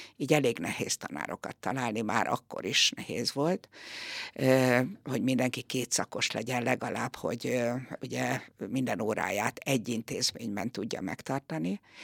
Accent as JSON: {"language": "Hungarian", "town": "Tatabánya", "region": "Komárom-Esztergom", "country": "Hungary", "tie": "born or raised there", "said": "Én mindig tatabányai voltam, mindig is itt laktam, itt is születtem"}